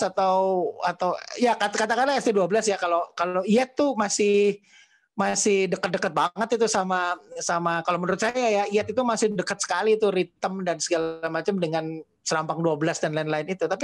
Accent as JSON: {"language": "Indonesian", "region": "North Sumatra", "country": "Indonesia", "tie": "born or raised there", "said": "saya tinggal di, di di di Sumatera cukup lama, gede di Sumatera uh, dan terpapar banget dengan dengan kesenian itu kesenian uh, Melayu Delhi."}